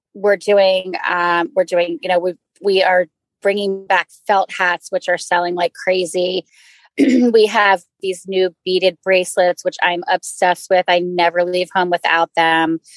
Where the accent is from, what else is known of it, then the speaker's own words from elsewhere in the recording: Maryland, United States; moved away as an adult; also born or lived in New York / Ithaca; I grew up in Maryland and I moved to New York